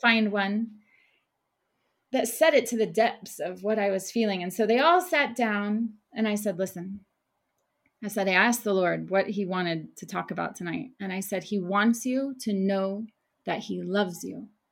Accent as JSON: {"language": "English", "region": "Oklahoma", "country": "United States", "tie": "born or raised there", "moved": "as an adult", "lives_now": "Jerusalem", "said": "I was raised in Oklahoma, a small town in Oklahoma"}